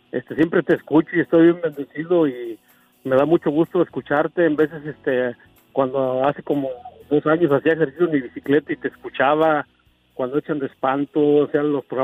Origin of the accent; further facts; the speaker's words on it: Guanajuato, Mexico; now in Tennessee, United States; Eh, mira, yo soy de Guanajuato, pero ya tengo aquí varios años en Tennessee.